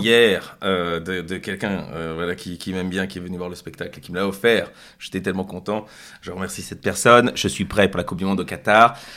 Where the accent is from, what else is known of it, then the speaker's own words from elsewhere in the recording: Brussels, Brussels-Capital Region, Belgium; en tant que Bruxellois